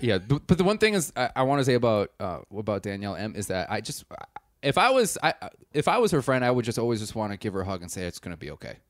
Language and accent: English; Wisconsin, United States; I'm also from Wisconsin